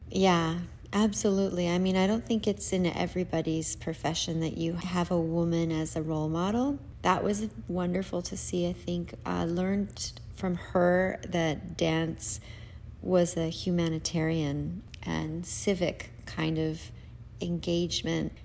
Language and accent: English; Salt Lake City, Utah, United States; I grew up in Salt Lake City, Utah